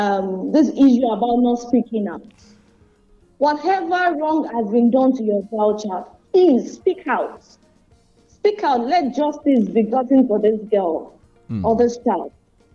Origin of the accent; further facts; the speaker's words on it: Nigeria; first language Yoruba; let me say it in Yoruba and the way they say it in my hometown, Okunrilonile, the male owns the house